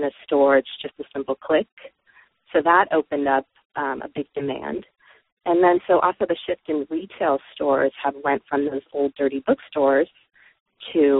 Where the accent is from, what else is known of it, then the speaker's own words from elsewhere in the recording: Los Angeles, California, United States; I'm from the San Fernando Valley, which in California, which is the heart of the sex toy industry